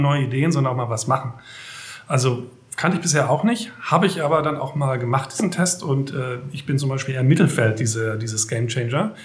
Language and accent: German; Germany; also born or lived in near Metzingen, Baden-Württemberg; Ich bin zwar ja auch in der Nähe geboren, aber mhm. dann im zarten Alter von ein Jahren in der Nähe von Hamburg groß geworden, ah. ähm, im kleinen Dorf